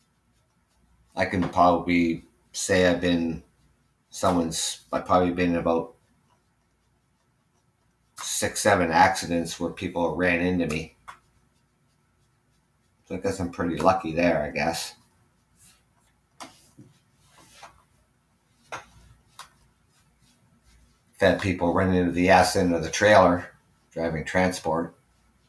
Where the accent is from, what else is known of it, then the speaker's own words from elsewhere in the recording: Ontario, Canada; I am from Ontario, Canada. That's where my show is done from. I am Canadian